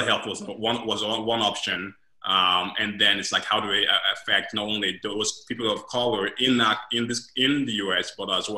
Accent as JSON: {"language": "English", "country": "Sierra Leone", "also_born_or_lived": "Guinea / Senegal / London, England", "moved": "yes", "lives_now": "Columbus, United States", "said": "I'm originally from Sierra Leone. I left my country because of the Civil War back in 2001, 1999 to be exact"}